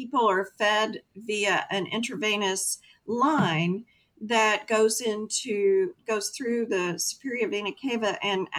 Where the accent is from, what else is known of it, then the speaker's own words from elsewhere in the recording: Texas, United States; I'm a Texan